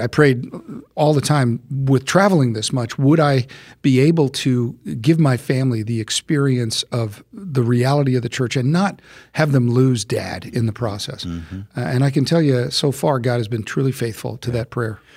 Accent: United States; I'm an American

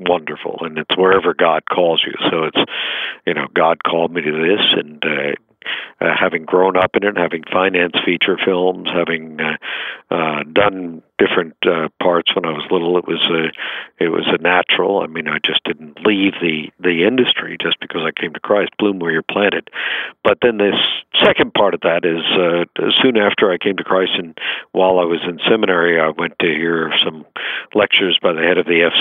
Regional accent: New York City, New York, United States; I grew up in Broadway after World War II.

